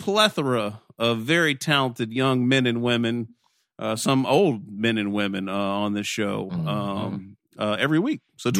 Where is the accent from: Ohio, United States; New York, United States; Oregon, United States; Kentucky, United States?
Kentucky, United States; Glasgow; also born or lived in Lexington, Kentucky; I'm from Glasgow, Kentucky.